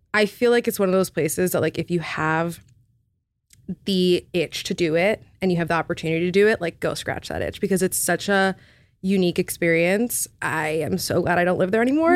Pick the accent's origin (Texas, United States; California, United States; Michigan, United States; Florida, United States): Florida, United States; Miami; English is a second language; moved away as an adult; also born or lived in New York; now in Los Angeles, United States; I grew up in Miami, which is, like, the slower version of all of these cities.